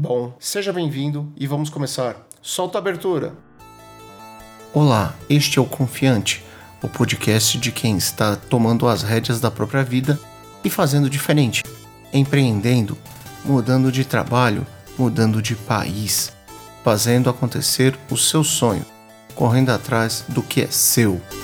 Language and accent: Portuguese; Brazil; nascido e criado no Brasil